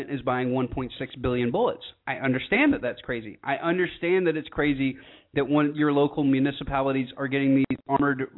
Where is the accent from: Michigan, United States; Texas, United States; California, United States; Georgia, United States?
Georgia, United States; rural; I grew up in Georgia, rural Georgia